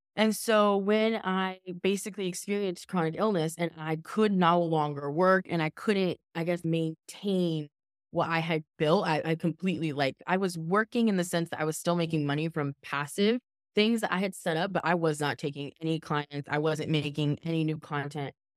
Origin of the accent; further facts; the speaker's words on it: Southern California, United States; also born or lived in Los Angeles; I'm from Southern California, and I was living in Los Angeles